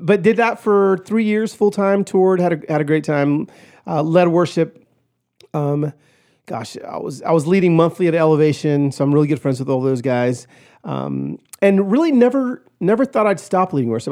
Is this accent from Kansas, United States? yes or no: no; Pico Rivera, California, United States; I was born in East L A, in Pico Rivera